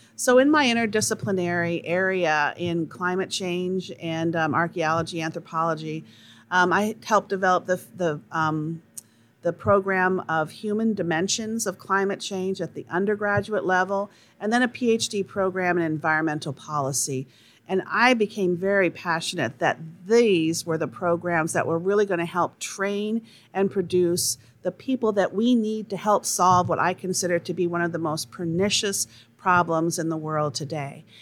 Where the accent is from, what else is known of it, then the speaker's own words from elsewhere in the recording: Charles City, Iowa, United States; now in St. Louis, United States; I grew up in Charles City, Iowa